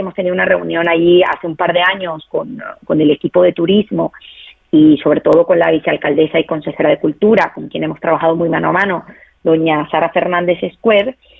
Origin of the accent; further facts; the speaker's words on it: Venezuela; yo soy venezolana